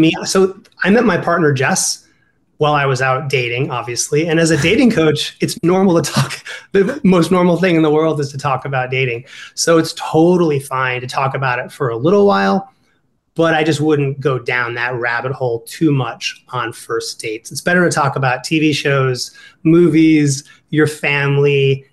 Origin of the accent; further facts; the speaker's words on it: Ohio, United States; accent: Ohio; my Ohio accent's coming out.